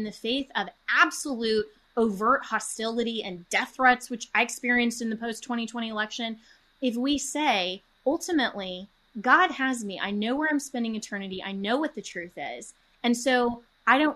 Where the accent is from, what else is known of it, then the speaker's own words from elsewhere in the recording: Colorado, United States; my home state of Colorado